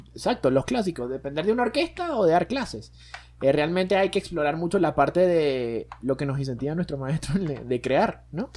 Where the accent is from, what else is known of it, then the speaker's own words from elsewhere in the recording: Venezuela; moved away as an adult; now in Mexico; Y yo nací en Venezuela